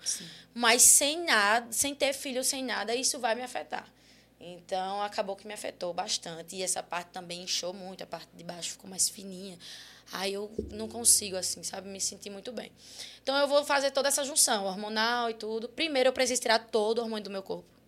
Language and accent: Portuguese; Guarabira, Paraíba, Brazil; moved away as an adult; eu saí de Guarabira, que é minha cidade natal